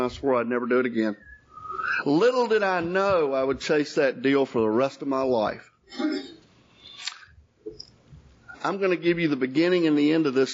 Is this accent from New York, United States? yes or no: no; Jacksonville, Florida, United States; also born or lived in Hazlehurst, Georgia; now in Marietta, United States; We grew up in Jacksonville